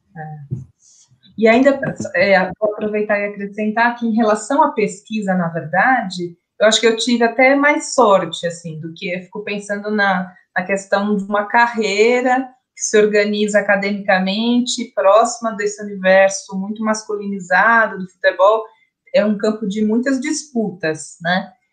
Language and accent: Portuguese; São Paulo, Brazil; nós, somos de São Paulo